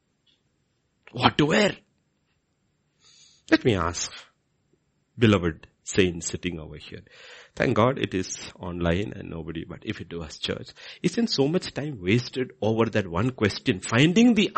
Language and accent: English; Kerala, India; I grew up in Kerala